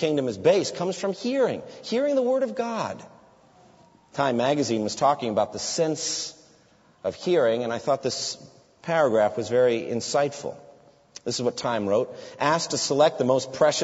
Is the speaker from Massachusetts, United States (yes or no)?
yes; Framingham, Massachusetts, United States; my hometown of Framingham, there's the Bose factory